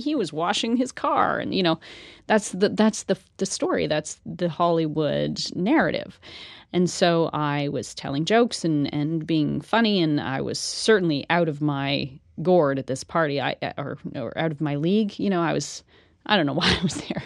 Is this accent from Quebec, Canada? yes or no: yes; Ormstown, Quebec, Canada; accent: Canadian; moved away as an adult; I'm, I'm from Ormstown. I'm, I'm a small town girl